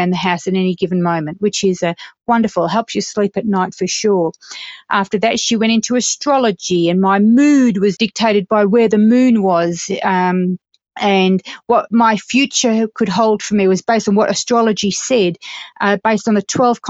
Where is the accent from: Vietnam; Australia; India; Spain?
Australia; also born or lived in United Kingdom; now in Colorado, United States; I'm a British-born, Australian-raised female, presently living in the beautiful Colorado, United States